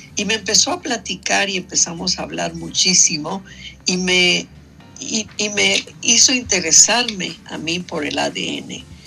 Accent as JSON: {"language": "Spanish", "region": "Mexico City", "country": "Mexico", "tie": "born or raised there", "also_born_or_lived": "San Cristóbal de las Casas, Chiapas", "moved": "as an adult", "said": "yo nací en eh, la ciudad de San Cristóbal de las Casas, Chiapas, ¿ves? Y crecí en la Ciudad de México"}